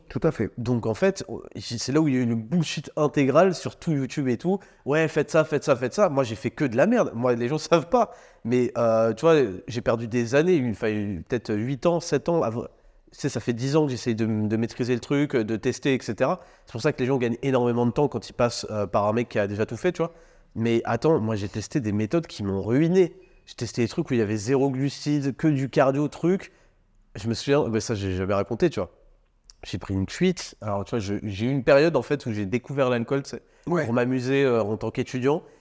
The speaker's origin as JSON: {"language": "French", "country": "France", "tie": "born or raised there", "said": "on a grandi en France"}